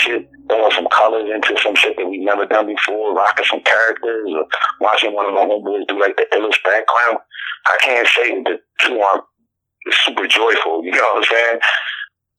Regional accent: Philadelphia, Pennsylvania, United States; I'm from Philadelphia, born and raised.

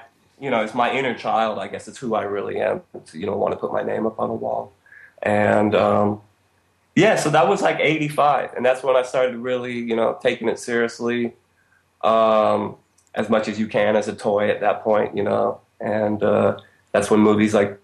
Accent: Berkeley, California, United States; also born or lived in Switzerland; now in New York, United States; I'm from Berkeley. This is West Coast, California

